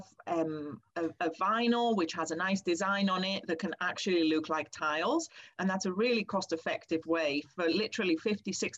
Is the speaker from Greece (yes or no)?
yes; Greece; now in United Kingdom; I grew up in Greece and I'm used to a lot more sunshine